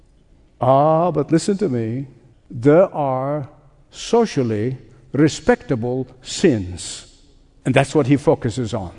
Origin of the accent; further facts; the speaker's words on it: Egypt; as a boy growing up in Egypt